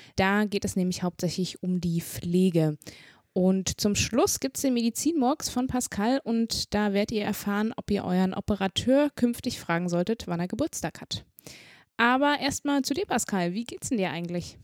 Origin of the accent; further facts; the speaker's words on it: Saxony, Germany; moved away; ich komme ja aus Sachsen ursprünglich